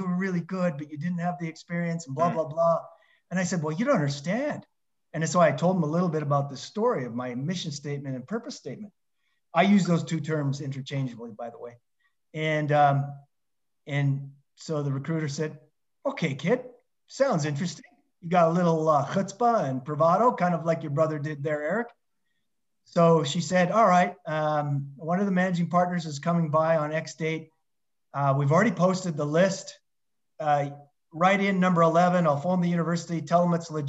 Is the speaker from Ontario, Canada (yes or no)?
no; Lethbridge, Alberta, Canada; moved away; I applied for a university job to teach back in my hometown of Lethbridge, Alberta, Canada.